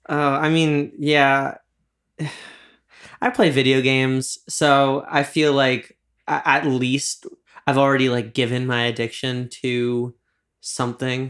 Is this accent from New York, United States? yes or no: yes; New York, United States; I'm from New York